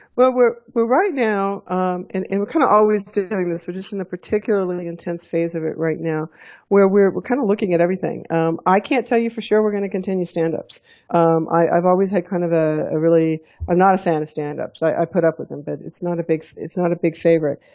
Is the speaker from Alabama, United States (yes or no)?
yes; Alabama, United States; also born or lived in Texas / Houston / Fort Collins, Colorado; now in Colorado, United States; growing up in Alabama.